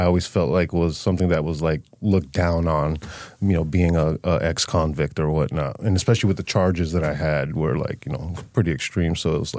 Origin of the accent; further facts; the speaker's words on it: Holyoke, Massachusetts, United States; born there; So I was born in Holyoke. But early age, from like baby to about 10 years old, we were moving a lot.